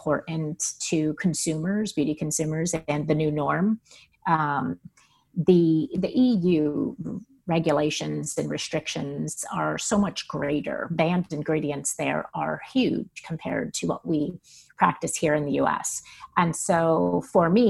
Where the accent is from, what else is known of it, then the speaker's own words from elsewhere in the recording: New York, United States; moved away; growing up in New York, in the 80s and 90s